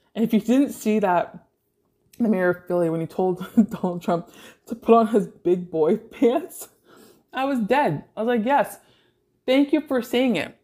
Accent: Toronto, Ontario, Canada; I grew up in Greater Toronto area

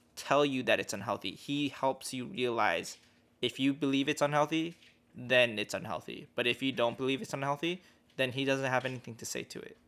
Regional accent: United States; I'm just American. I'm from the U S

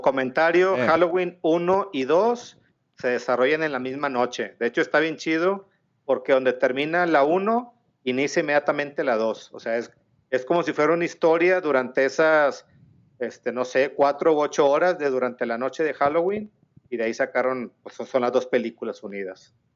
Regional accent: Mexico; Soy mexicano

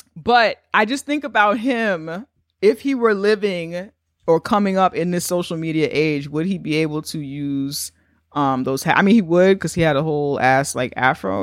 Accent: New York, United States; we're from New York

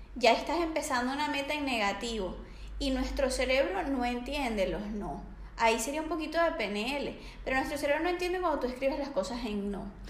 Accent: Venezuela; moved away as an adult; now in Barcelona, Spain

